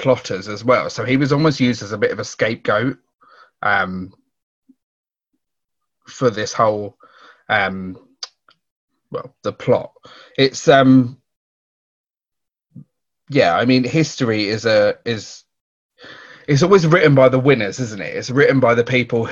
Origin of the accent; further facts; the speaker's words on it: United Kingdom; we are British